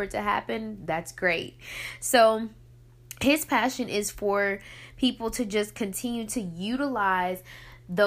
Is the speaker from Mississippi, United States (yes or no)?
yes; Picayune, Mississippi, United States; my hometown of Picayune.